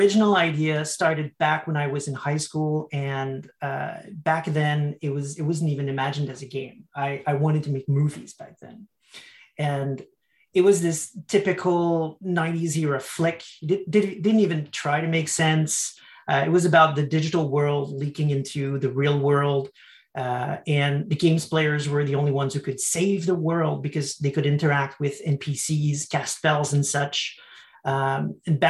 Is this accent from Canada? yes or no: yes; Canada; I'm from Canada